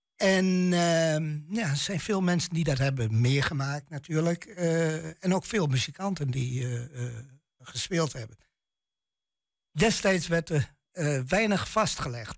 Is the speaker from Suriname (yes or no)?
no; Twente, Overijssel, Netherlands; accent: Twents; mijn tongval echt twens is